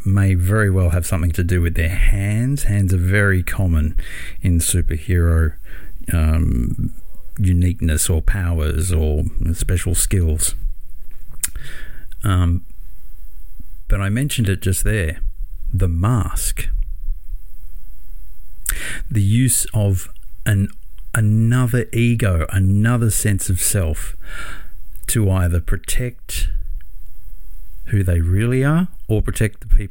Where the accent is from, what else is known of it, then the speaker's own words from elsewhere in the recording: Australia; my hometown